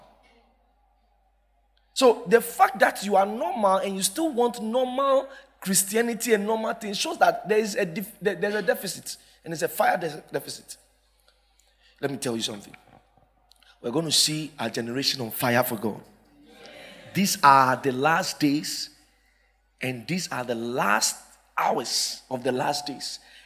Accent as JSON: {"language": "English", "town": "Accra", "region": "Greater Accra", "country": "Ghana", "said": "we were from Accra"}